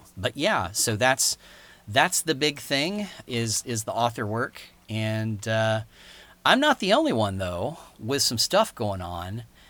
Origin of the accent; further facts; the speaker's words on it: Birmingham, Alabama, United States; moved away; Birmingham, Alabama, which is, as longtime listeners know, my hometown.